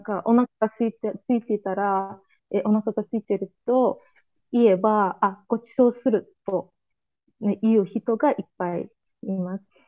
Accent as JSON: {"language": "Japanese", "country": "Azerbaijan", "second_language": "Japanese", "said": "31歳です。アズルバージョン人です"}